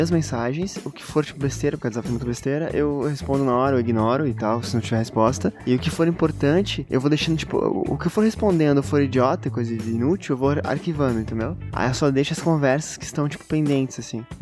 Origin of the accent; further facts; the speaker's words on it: Curitiba, Paraná, Brazil; accent: Curitiba; eu queria recuperar o meu, o meu sotaque de Curitiba, cara, que eu adorava ele.